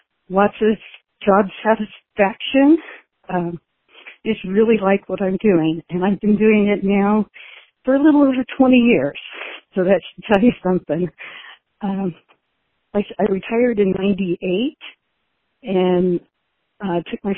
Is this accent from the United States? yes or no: yes; California, United States; also born or lived in New Mexico / Colorado; now in Wenatchee, United States; Originally, I was born in California